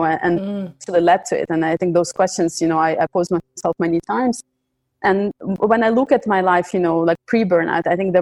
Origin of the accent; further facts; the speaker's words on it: Ukraine; now in Belgium; I come originally from Ukraine. I live in Belgium.